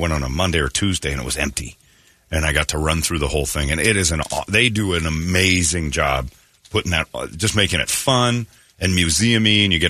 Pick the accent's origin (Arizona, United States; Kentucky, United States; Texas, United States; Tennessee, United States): Arizona, United States; Phoenix; And I'm from Phoenix, so I ain't dealing with it.